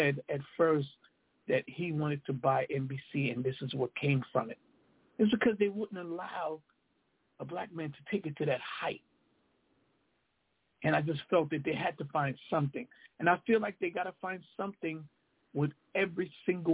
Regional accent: New York, United States; we're both from New York.

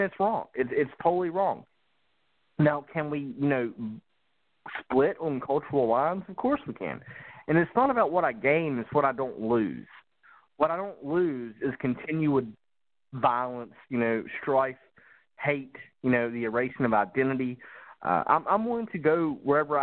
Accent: West Virginia, United States; moved away; I live in the South, but I'm from the Appalachian Mountains.

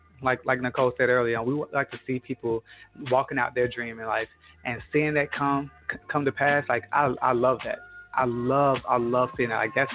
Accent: Los Angeles, California, United States; now in Tulsa, United States; both of us from L.A., you know, we're from California.

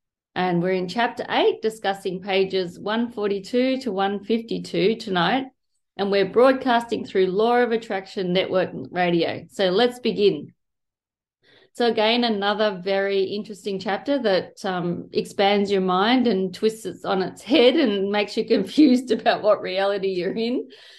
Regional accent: Melbourne, Victoria, Australia; I'm a psychologist from Melbourne, Australia.

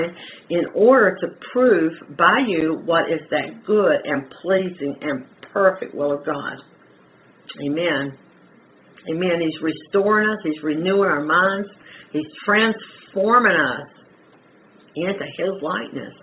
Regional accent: the Carolinas, United States; I'm from the Carolinas

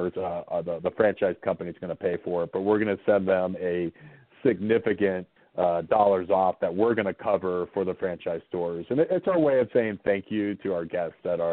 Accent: Southwest Virginia, United States; I grew up in Southwest Virginia, farming area.

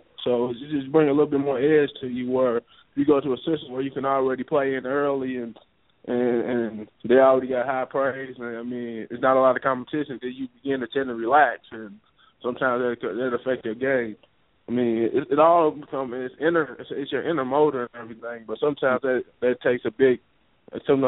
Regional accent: Knoxville, Tennessee, United States; My mom was from Knoxville, so I grew up in the Knoxville area

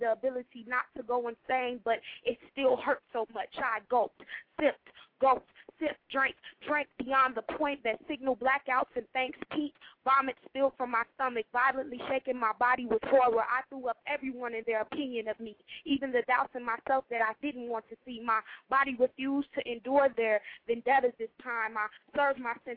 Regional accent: Chicago, Illinois, United States; I'm from Chicago

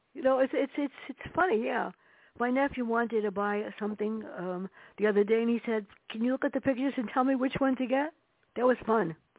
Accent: New York City, New York, United States; growing up in the Bronx with my sister and my mother

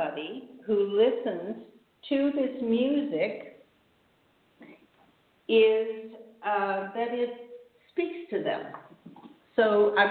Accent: Edmonton, Alberta, Canada; I was born in Edmonton

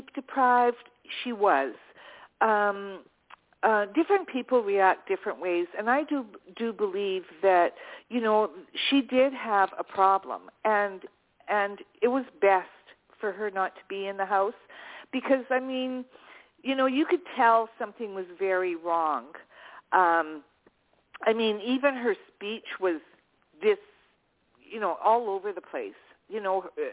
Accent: Canada; I am Canadian

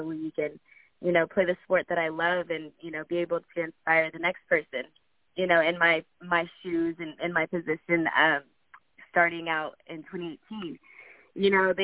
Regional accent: Dallas, Texas, United States; now in Los Angeles, United States; I'm from Texas. I'm from Dallas, so it's easy to go back and forth for the tournaments out there. But I live in California, in L.A.

